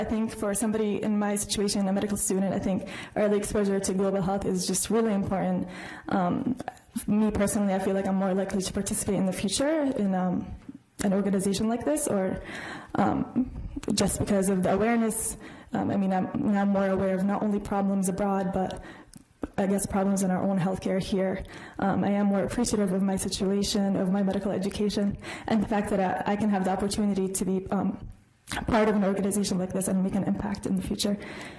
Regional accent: Jordan; I mean, even for me, I am from Jordan, but I've never been in a refugee camp before, and I've never been in a situation like this.

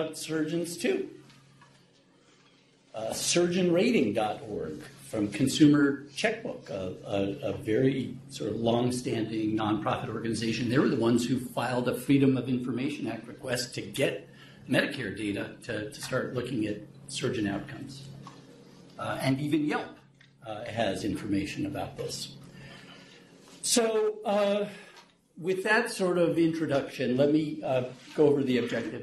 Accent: New York, United States; moved away; I grew up in New York, so I'm a fast talker

